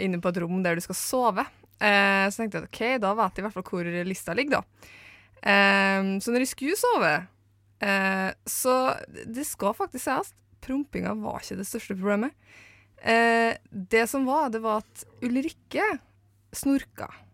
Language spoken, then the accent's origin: Norwegian; Eidsvåg, Møre og Romsdal, Norway; moved away; jeg er fra Møre og Romsdal. Eh, Eidsvåg i Romsdal, for å være spesifikk